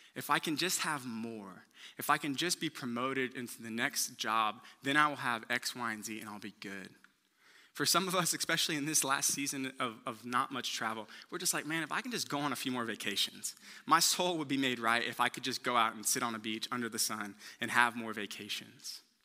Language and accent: English; Houston, Texas, United States; I'm from Houston